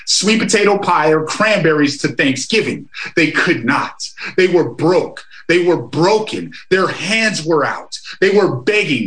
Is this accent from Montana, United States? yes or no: yes; Amskapi Pikuni Nation, Montana, United States; I come from the Amskapi Pukani Nation.